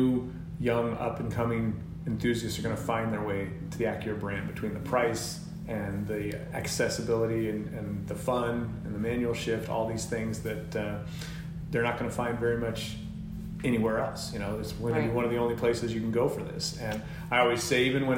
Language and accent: English; Colorado, United States; moved away as an adult; now in California, United States; I'd just been out here very recently out in California from where I grew up in Colorado